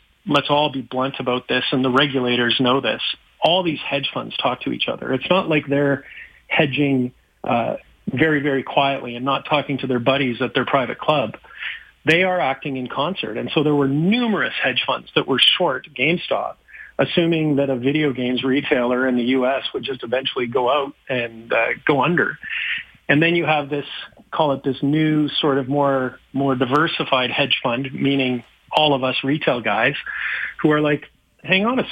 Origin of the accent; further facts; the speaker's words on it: Calgary, Alberta, Canada; moved away; I'm from Calgary